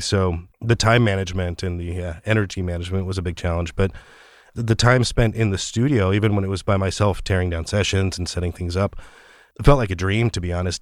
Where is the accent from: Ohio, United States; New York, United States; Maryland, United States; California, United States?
California, United States; Orange County; moved away as an adult; also born or lived in Mexico City, Mexico / Los Angeles; now in San Francisco, United States; we moved to Orange County in Southern California